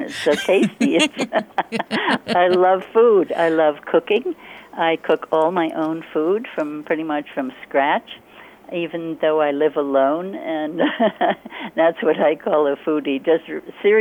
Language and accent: English; Hudson Valley, New York, United States; now in Hawaii, United States; I was born in the Hudson Valley of New York State in the U.S., and I had the great privilege of being able to run free in nature and to learn from nature on my own as a little kid